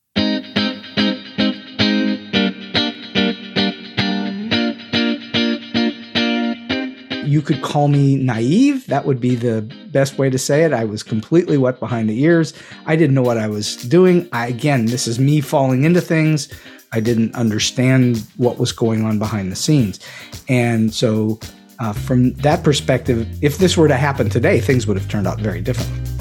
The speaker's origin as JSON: {"language": "English", "town": "Pittsburgh", "region": "Pennsylvania", "country": "United States", "tie": "born or raised there", "moved": "as an adult", "said": "I was born and raised in Pittsburgh, Pennsylvania, and I currently live in Pittsburgh, Pennsylvania, though I did spend close to forty years away from this great city of ours"}